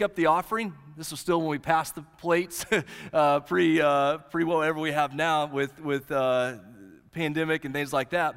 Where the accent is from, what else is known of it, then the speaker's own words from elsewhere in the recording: Southwest Oklahoma, United States; the little church I grew up in in Southwest Oklahoma